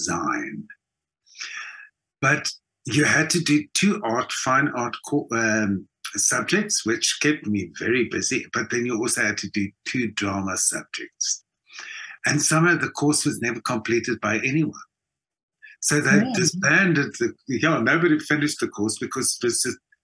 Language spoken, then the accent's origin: English; Johannesburg, Gauteng, South Africa; also born or lived in Europe; I was born and raised in Johannesburg